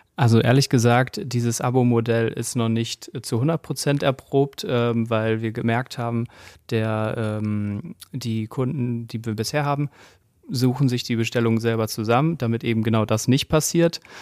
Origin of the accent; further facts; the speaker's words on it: Gütersloh, North Rhine-Westphalia, Germany; now in Cologne, Germany; ich komme aus Gütersloh und wir sind aber jetzt schon sehr lange in Köln, also zugezogene Kölner